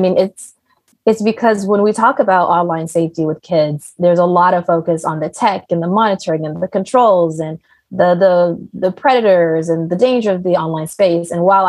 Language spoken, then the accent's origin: English; Riyadh, Riyadh Province, Saudi Arabia; also born or lived in Maryland; now in United States; So as a kid, I was born in the United States, in Maryland in particular. And then I moved to Riyadh, Saudi Arabia. So I actually lived in the Middle East for the most of my growing up. So now I know Arabic and English.